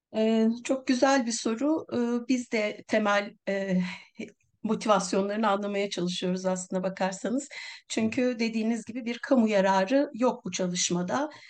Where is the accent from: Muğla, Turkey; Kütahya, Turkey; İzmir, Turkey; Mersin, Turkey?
Muğla, Turkey; Milas; benim memleketim Milas